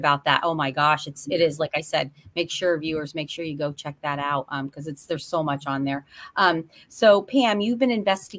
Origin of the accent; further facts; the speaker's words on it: northeastern Pennsylvania, United States; I'm from Pennsylvania too, northeastern Pennsylvania though.